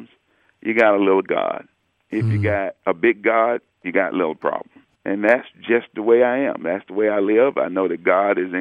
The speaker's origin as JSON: {"language": "English", "region": "Alabama", "country": "United States", "tie": "born or raised there", "moved": "yes"}